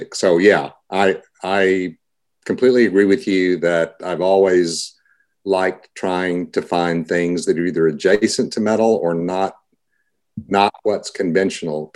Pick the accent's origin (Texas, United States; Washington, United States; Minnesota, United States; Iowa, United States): Texas, United States; Austin; moved away as an adult; now in Seattle, United States; that's always going to be my hometown